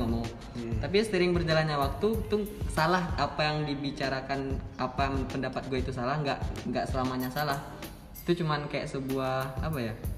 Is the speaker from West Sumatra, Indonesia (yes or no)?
yes; Padang, West Sumatra, Indonesia; gue asli Padang Nias